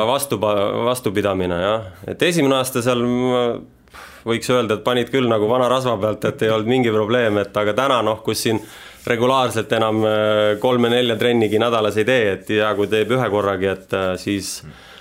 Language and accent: Estonian; Rapla County, Estonia; now in Tallinn, Estonia; eluolu on mul ikka siin Tallinnas, et noh eks ma ise olen sealt Raplamaalt pärit